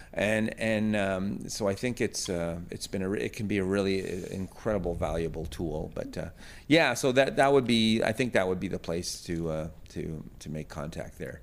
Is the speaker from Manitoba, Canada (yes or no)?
yes; Thompson, Manitoba, Canada; also born or lived in Pine Creek First Nation / Camperville; I, I grew up in Thompson